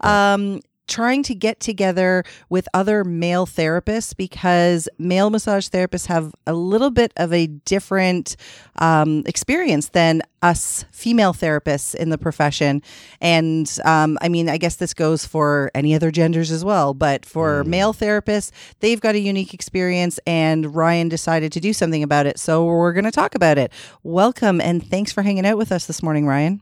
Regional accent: Ontario, Canada; We're from Ontario

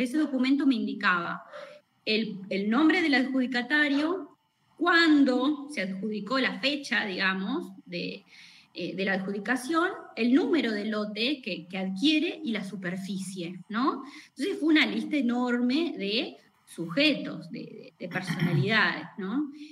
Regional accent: Buchardo, Córdoba, Argentina; yo soy de Buchardo, nacida y criada en, en la localidad de Buchardo, bien al sur, sur, sur de Córdoba

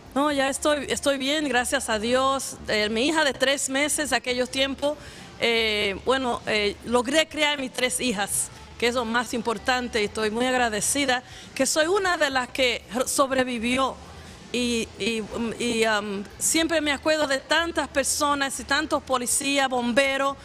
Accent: Dominican Republic; now in New York, United States; yo soy de la República Dominicana

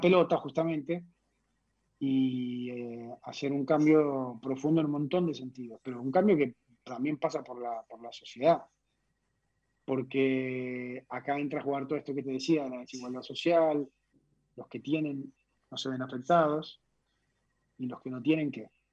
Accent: Colombia; moved away as an adult; now in Argentina; me he criado en un país que lamentablemente siempre estuvo manchado por la violencia

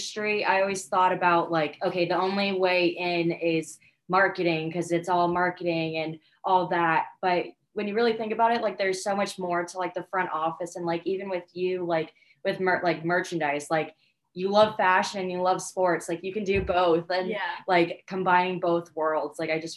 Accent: Connecticut, United States; also born or lived in Hilton Head Island, South Carolina; now in Savannah, United States; growing up in Connecticut

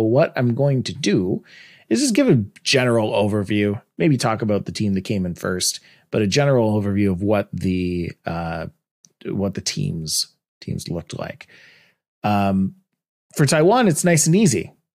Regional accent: Canada; I'm Canadian

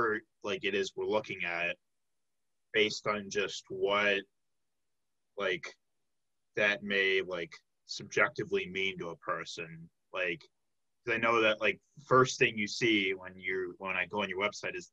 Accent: Tinley Park, Illinois, United States; I'm from the south suburbs of Chicago. I'm from the Tinley Park area.

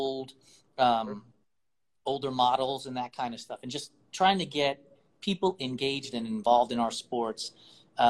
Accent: New York, United States; I'm a New Yorker.

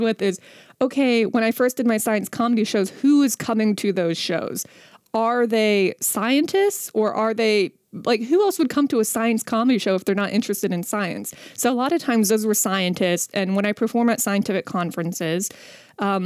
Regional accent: West Virginia, United States; I'm from West Virginia.

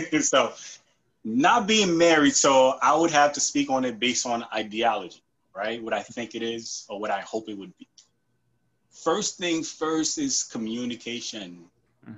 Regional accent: New York, United States; also born or lived in Haiti / North Carolina; I was born in Haiti, came here when I was nine. Um, live in New York like my whole life

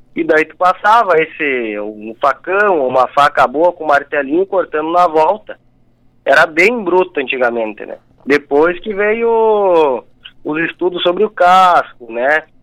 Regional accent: Rio Grande do Sul, Brazil; como eu nasci e me criei no Rio Grande do Sul, na, na fronteira

